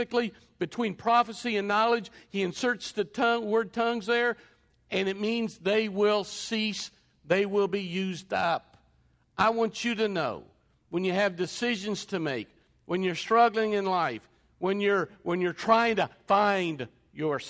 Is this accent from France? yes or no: no; England, United Kingdom; an Englishman